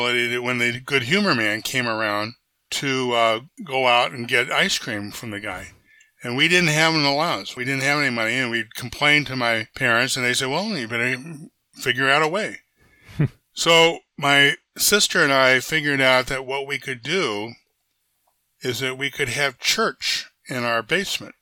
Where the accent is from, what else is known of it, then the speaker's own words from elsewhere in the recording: Silver Spring, Maryland, United States; also born or lived in Baltimore, Maryland / Washington, D.C.; now in Goleta, United States; I was born in Baltimore, lived a little bit of time in Southeast Washington and Anacostia, and then we moved out to Silver Spring, Maryland, a suburb, Montgomery County, where I went to elementary school